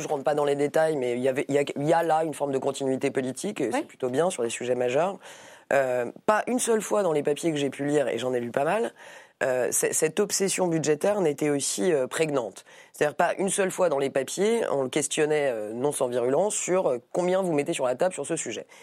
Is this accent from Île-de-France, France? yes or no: yes; Paris, Île-de-France, France; Je suis député euh, de Paris. Je suis parisienne avant d'être députée